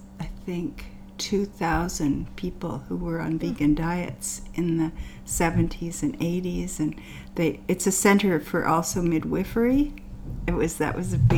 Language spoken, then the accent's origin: English; Canada; also born or lived in India / Kamloops; I'm Canadian